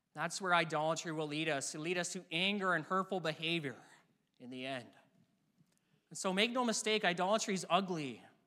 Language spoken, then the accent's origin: English; near Vancouver, BC, British Columbia, Canada; I grew up near Vancouver, B C, and all my life I've cheered for the Vancouver Canucks